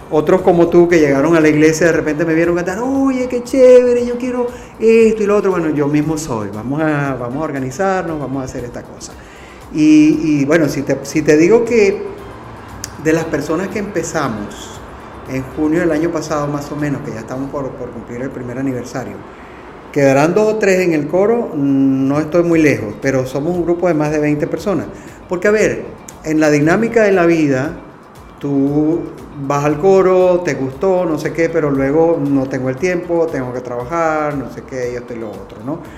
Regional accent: Venezuela; now in Spain; no somos todos venezolanos, pero es bellísimo porque todos hacemos música venezolana

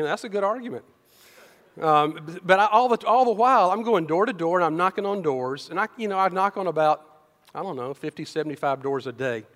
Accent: Decatur, United States; I grew up in Decatur

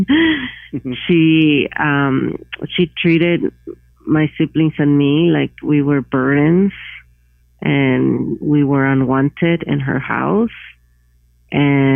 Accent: Iguala, Guerrero, Mexico; moved away; also born or lived in Santa Cruz, California; my hometown, Iguala, is in the state of Guerrero, which is the second poorest

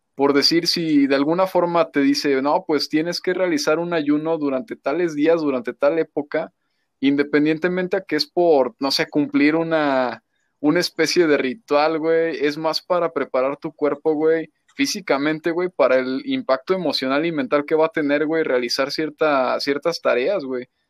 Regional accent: Mexico; como mexicanos

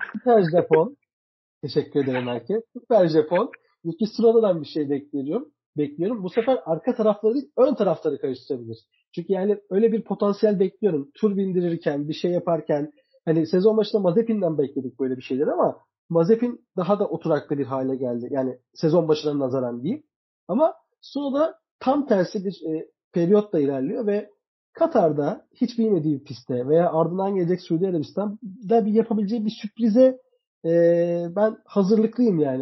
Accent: Turkey

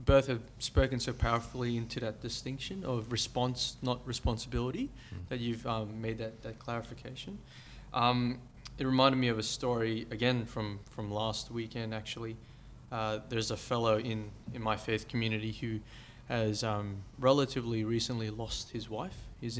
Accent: Philippines; now in Australia; And this lady who's not from our culture, so I'm Filipino, and she's of Australian Anglo background.

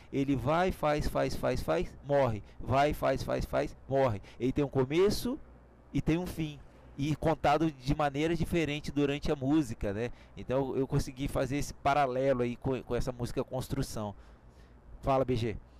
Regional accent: Brazil; nós somos brasileiros

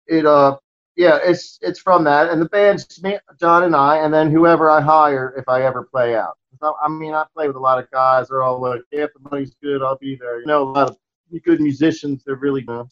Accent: Towson, Maryland, United States; I grew up in in Towson. I don't know if you ever heard of it. It's outside Baltimore

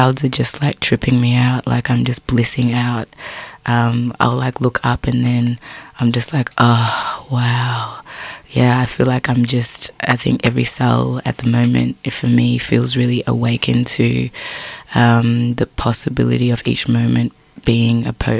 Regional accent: Frankston, Victoria, Australia; When I was growing up in Frankston in flats

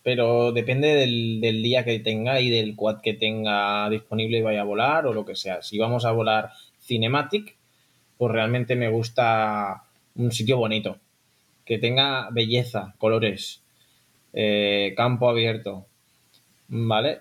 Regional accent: Barcelona, Catalonia, Spain; Somos de Barcelona

